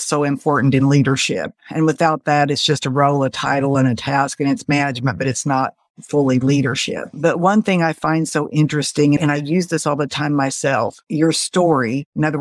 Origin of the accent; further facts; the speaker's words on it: Springfield, Missouri, United States; I grew up in the Midwest in Springfield, Missouri. I still live here.